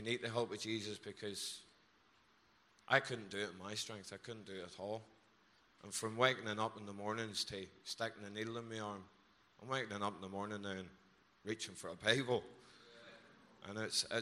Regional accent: Belfast, Northern Ireland, United Kingdom; now in Wales

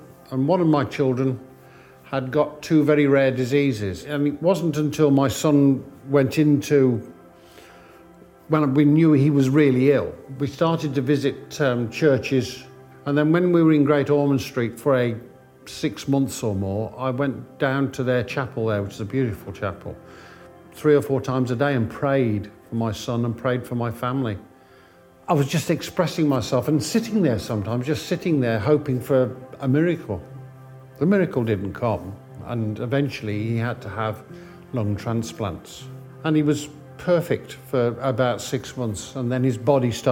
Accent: Bromsgrove, West Midlands, United Kingdom; I was brought up in Bromsgrove

